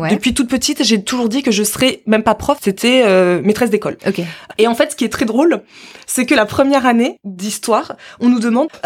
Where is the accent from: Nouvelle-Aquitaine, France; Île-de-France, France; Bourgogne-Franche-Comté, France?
Île-de-France, France; Paris; Mais à la base, je suis parisienne, Marisa aussi, et à la base, on vivait en Afrique.